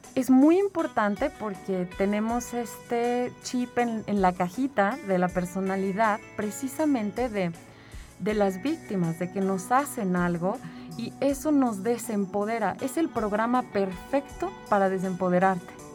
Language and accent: Spanish; San Luis Potosí, Mexico; also born or lived in Mexico City; yo soy de aquí de San Luis Potosí